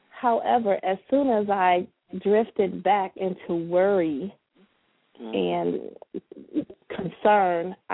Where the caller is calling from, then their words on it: Sterling Heights, Michigan, United States; I'm from Sterling Heights, Michigan.